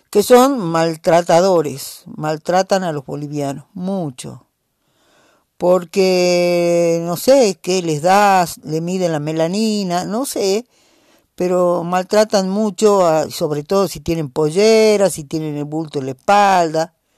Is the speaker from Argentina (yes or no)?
yes; Jujuy, Argentina; algún lugar de nuestra quebrada, de nuestra puna